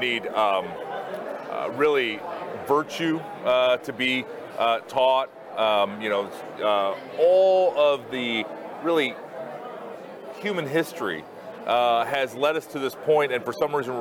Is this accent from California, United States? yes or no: no; Ankeny, Iowa, United States; I grew up in my hometown of Ankeny, Iowa